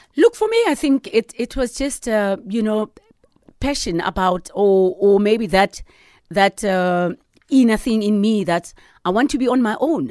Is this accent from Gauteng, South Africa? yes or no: yes; Sharpeville, Gauteng, South Africa; I'm a girl from Sharpeville, yeah. you know, and, and and my town was very small